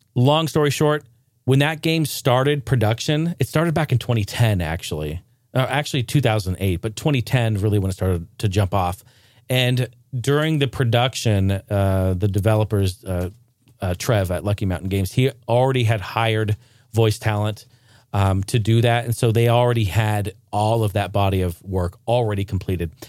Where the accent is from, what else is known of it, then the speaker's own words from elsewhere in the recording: Northwest, United States; I grew up in the Northwest